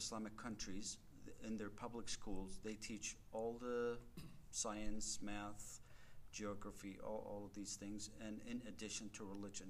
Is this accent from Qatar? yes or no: yes; Qatar; now in Colorado Springs, United States; I grew up as a Muslim. I was born to a Muslim family. And I was born in Qatar. That's over in the Middle East, bordering Saudi Arabia. So I grew up as a Muslim, going to Arabic schools